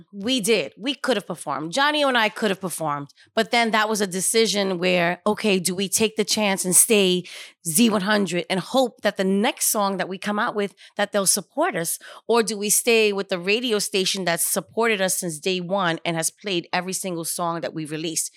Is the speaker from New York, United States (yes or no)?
yes; New York City, New York, United States; was born and raised in Spanish Harlem